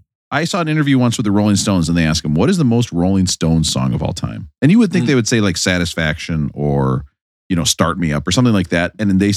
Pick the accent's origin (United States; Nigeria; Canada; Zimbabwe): United States; Minnesota; We're from Minnesota.